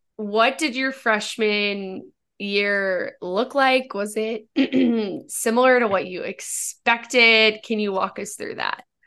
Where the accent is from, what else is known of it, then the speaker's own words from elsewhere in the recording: Northern Virginia, United States; I'm from Virginia and not, not Richmond, I'm from Northern